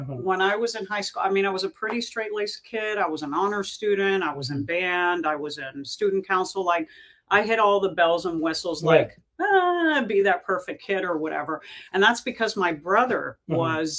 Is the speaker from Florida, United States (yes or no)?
yes; Miami, Florida, United States; moved away as an adult; also born or lived in New York City, New York; And then we moved down to Miami. So I grew up as a kid in Miami. I spent the majority of my life until my 20s